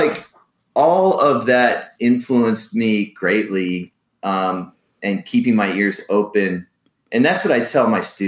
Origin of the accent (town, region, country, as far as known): United States